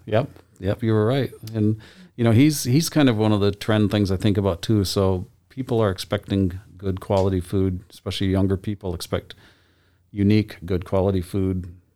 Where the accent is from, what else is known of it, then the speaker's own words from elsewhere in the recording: Lansing, Michigan, United States; now in Boise, United States; I grew up in, in Michigan in my hometown of Lansing